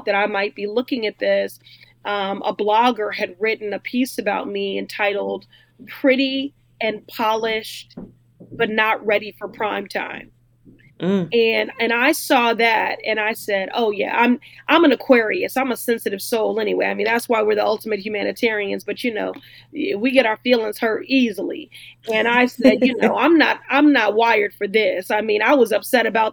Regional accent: Chicago, Illinois, United States; moved away as an adult; now in Boston, United States; Well, I was raised in Chicago, but I left at 18 to attend Boston University.

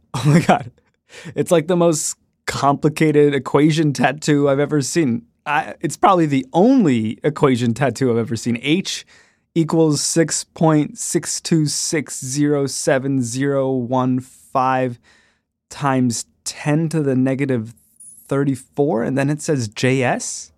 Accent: Canada; I grew up in Canada.

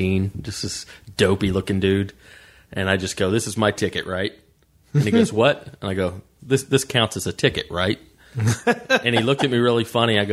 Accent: Woodstock, Georgia, United States; I grew up in Woodstock, Georgia

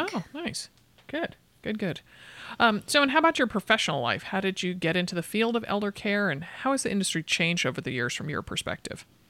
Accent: Connecticut, United States; moved away; also born or lived in California / Boston; I grew up in Connecticut

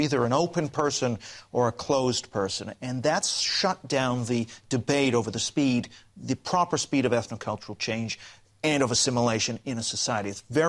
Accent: Canada; I'm actually Canadian, but yeah, it's all right.

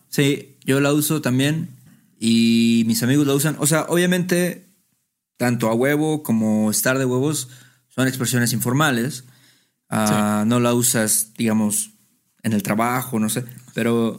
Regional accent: Mexico; nosotros somos de México

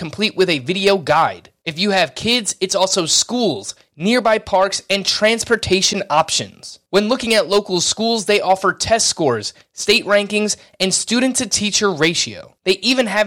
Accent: New York, United States; growing up in New York in the 90s as a kid

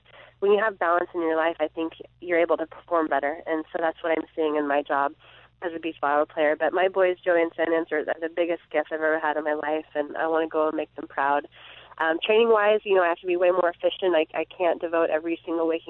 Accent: Saratoga, California, United States; I'm in my hometown

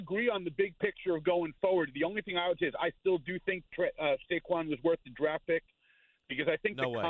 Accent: New York City, New York, United States; moved away as an adult; also born or lived in Jacksonville, Florida / Rochester, New York; I'm driving from Rochester, New York, down to the city for my 40th high school reunion.

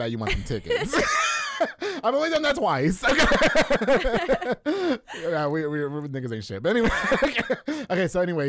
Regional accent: New York, United States; I'm from New York.

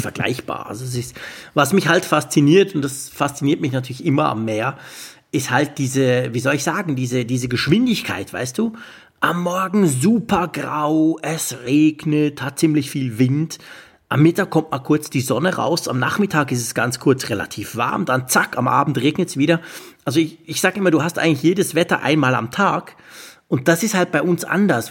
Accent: Switzerland; als Schweizer

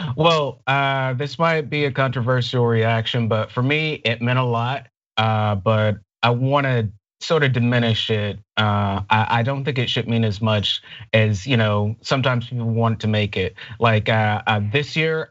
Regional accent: United States; also born or lived in Alabama / Florida; now in Culver City, United States; where I was born and where I grew up in Alabama and Florida

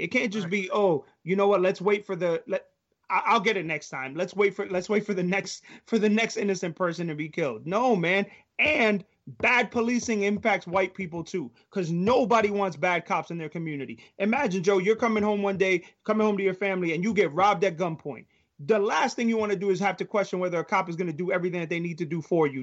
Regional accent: New York, United States; now in Maryland, United States; i grew up in New York, you know, very much like you guys. And, you know, I live in Maryland now

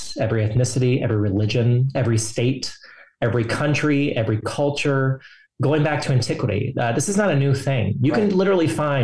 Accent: Texas, United States; now in Washington, D.C., United States; I'm from Texas.

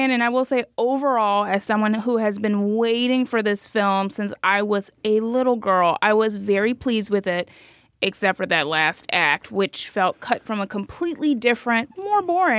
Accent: Miami, Florida, United States; I'm from Miami

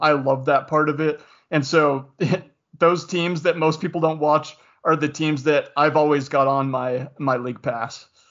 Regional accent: Spokane, Washington, United States; also born or lived in Utah; I grew up in Spokane, Washington.

